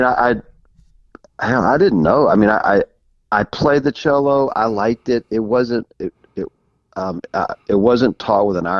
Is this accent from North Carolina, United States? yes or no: yes; Altamahaw-Ossipee, North Carolina, United States; moved away as an adult; also born or lived in Burlington, North Carolina / Florida / Austin, Texas / Nashville; Well, I'm actually originally from North Carolina. I grew up outside of, I actually was born in Burlington, North Carolina, and then I grew up outside of Elon College in a little town called Altima Hall, Ossipee, North Carolina.